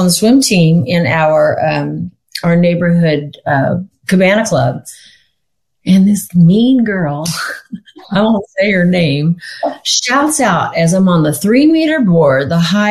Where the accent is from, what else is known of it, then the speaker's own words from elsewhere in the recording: Sacramento, California, United States; also born or lived in Hollywood, California / Madera, California / Lake Tahoe; I was born in Hollywood and I was raised in Sacramento, California